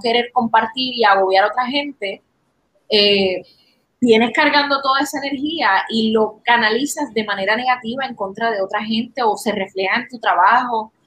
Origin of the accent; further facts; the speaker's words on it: Puerto Rico; puertorriqueños en particular